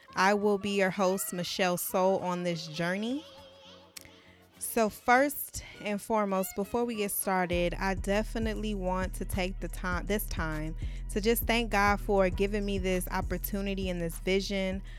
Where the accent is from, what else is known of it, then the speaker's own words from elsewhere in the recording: Los Angeles, California, United States; now in Dallas, United States; I am originally from Los Angeles, California, but reside in Dallas, Texas